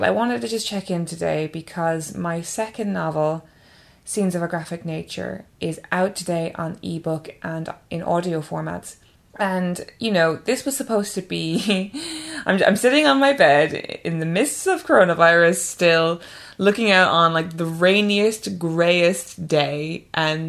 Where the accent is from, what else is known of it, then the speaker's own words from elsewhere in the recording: Ireland; now in England; that's definitely how I feel as an Irish person, and definitely how I've felt over the years as an Irish person living in England